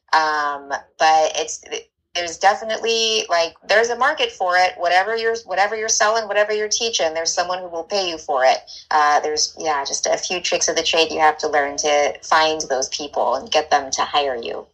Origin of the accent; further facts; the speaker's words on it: Northern California, United States; also born or lived in Santa Barbara / Mexico; now in Los Angeles, United States; I'm from Northern California